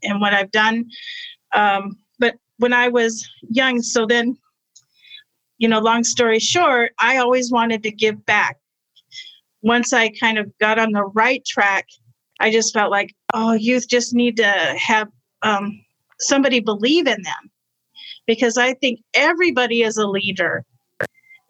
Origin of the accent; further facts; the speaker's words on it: Arizona, United States; I was raised in Arizona